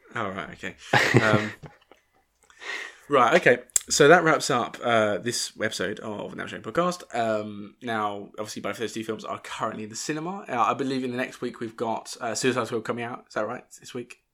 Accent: Northern England, United Kingdom; accent: Northern

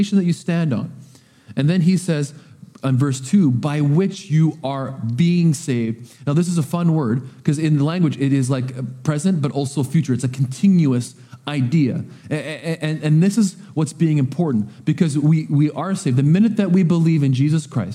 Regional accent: Coquitlam, British Columbia, Canada; now in Powell River, Canada; I was raised in Coquitlam

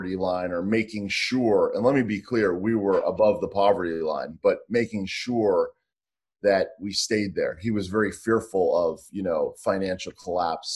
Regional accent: Pittsburgh, Pennsylvania, United States; I grew up in Pittsburgh

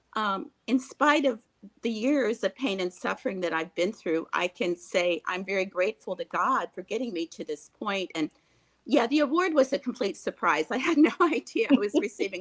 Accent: Ohio, United States; as the little girl, I grew up in Ohio. I grew up in a rural area

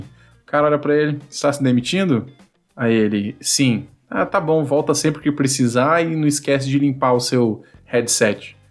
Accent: Vitória, Espírito Santo, Brazil; eu sou aqui de Vitória, no Espírito Santo

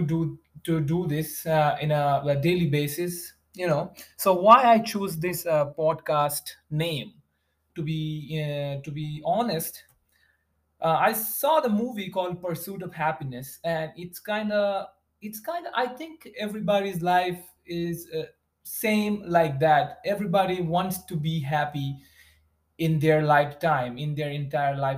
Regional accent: West Bengal, India; English is a second language; moved away as an adult; now in United States; I was a very, very like a small town kid, I would say. And it's in India, in West Bengal.

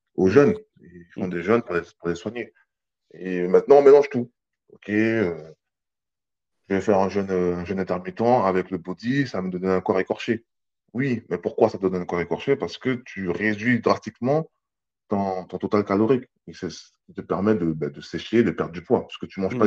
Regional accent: French Guiana; je viens de la Guyane

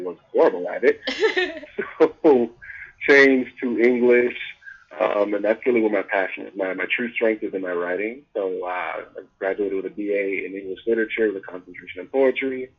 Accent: Nashville, Tennessee, United States; moved away as an adult; now in Atlanta, United States; I'm originally from Nashville, Tennessee, Country Music City.

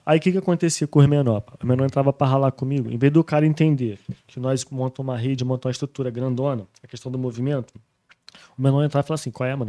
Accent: Rio de Janeiro, Brazil; moved away as an adult; also born or lived in Barra / Spain; eu fui forjado no subúrbio do Rio de Janeiro

